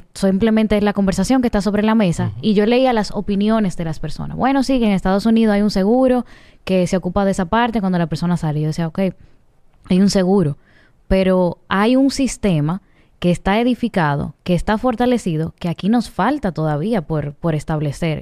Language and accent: Spanish; Dominican Republic; nosotros como, como dominicanos